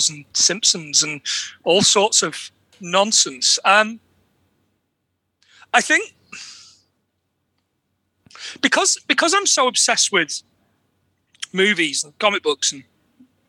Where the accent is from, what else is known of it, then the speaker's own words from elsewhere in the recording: England, United Kingdom; also born or lived in Edinburgh; as an Englishman, as an ashamed Englishman